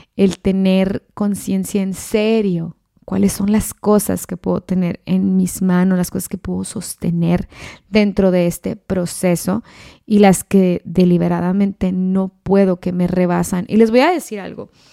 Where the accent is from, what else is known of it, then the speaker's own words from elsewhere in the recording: Ciudad Juárez, Chihuahua, Mexico; moved away; la misma ciudad donde yo soy, de Ciudad Juárez, Chihuahua